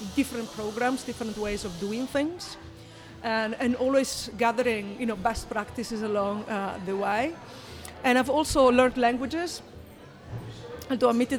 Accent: northeastern Italy, Italy; now in Amsterdam, Netherlands; I come from a small village in the northeastern part of Italy.

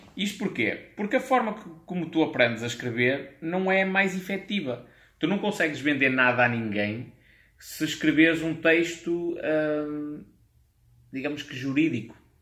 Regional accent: Portugal; accent: European Portuguese; eu sou um nacionalista, adoro o meu país, vou falar em português de Portugal

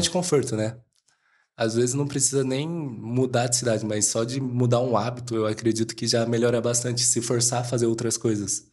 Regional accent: São José do Rio Preto, São Paulo, Brazil; moved away; eu venho de um mercado de bairro, digamos assim, mas é mercado municipal lá de Rio Preto. A gente tem uma loja lá

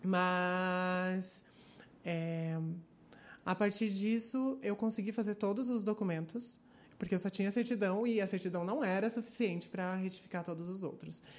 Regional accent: Curitiba, Paraná, Brazil; Eu sou aqui de Curitiba e tenho 23 anos

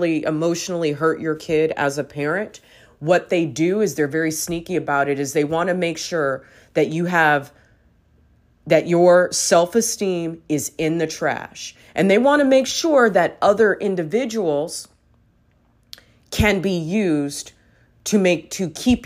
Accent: Los Angeles, California, United States; as a young girl growing up in Los Angeles in the 90s

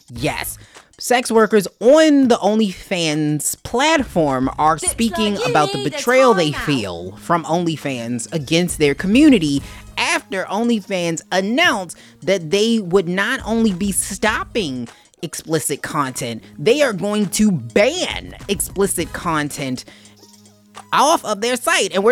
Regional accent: Canada; You would think, you know, being a Canadian, Canadians usually be nice

